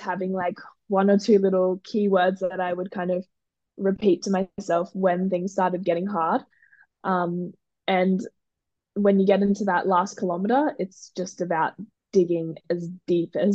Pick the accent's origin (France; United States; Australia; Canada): Australia; as an Australian